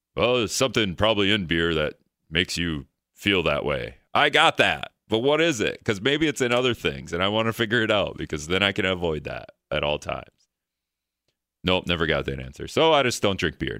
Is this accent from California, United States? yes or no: no; Greenville, Wisconsin, United States; also born or lived in Hortonville; now in La Crosse, United States; I'm from Greenville. originally